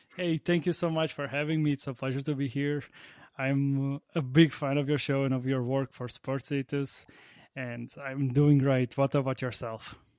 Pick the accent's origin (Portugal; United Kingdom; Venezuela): Portugal; now in Latvia; I'm from Portugal, but I live on the opposite side of the continent. I live, I live in Latvia